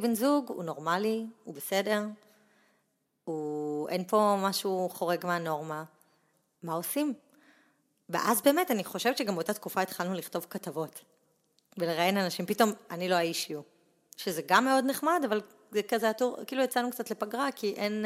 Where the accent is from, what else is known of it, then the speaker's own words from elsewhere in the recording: Pardesiya, Central District, Israel; also born or lived in Netanya; נולדתי בנתניה, אבל uh, עברתי... אני חושבת כזה, ביסודי עברנו לפרדסיה